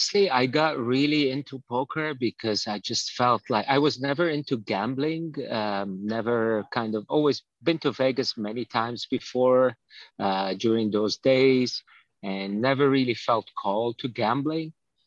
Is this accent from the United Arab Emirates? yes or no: yes; Dubai, United Arab Emirates; moved away as an adult; Well, I grew up in Dubai. I went there when I was about 14 with my family, and I stayed till about the age of 31.